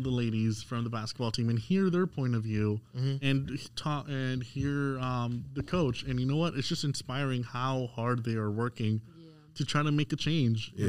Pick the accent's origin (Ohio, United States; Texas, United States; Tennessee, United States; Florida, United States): Florida, United States; I'm from Florida